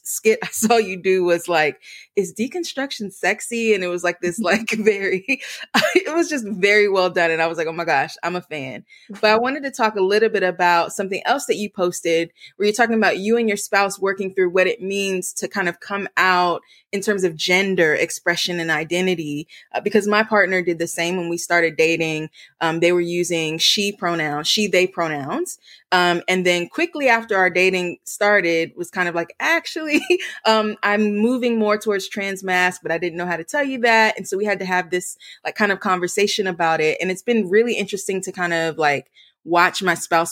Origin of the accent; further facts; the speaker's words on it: Chesapeake, Virginia, United States; I grew up in Chesapeake